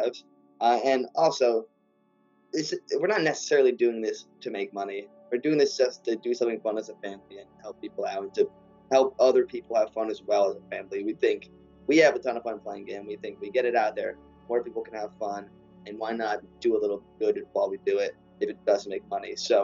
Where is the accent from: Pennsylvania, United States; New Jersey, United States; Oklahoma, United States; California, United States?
Pennsylvania, United States; Cranberry Township; we're from Cranberry